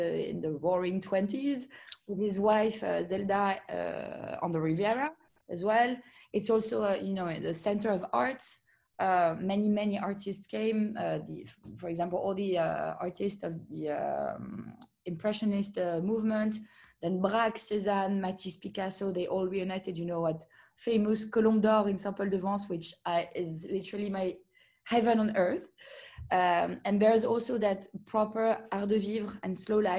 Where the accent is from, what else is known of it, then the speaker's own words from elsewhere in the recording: Monaco; I grew up in Monaco